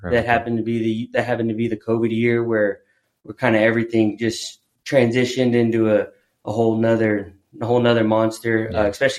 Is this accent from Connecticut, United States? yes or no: no; Corpus Christi, Texas, United States; moved away as an adult; also born or lived in Louisiana / Oklahoma; now in San Antonio, United States; I am from Corpus Christi. Okay. I graduated high school from Corpus Christi Carroll in 2008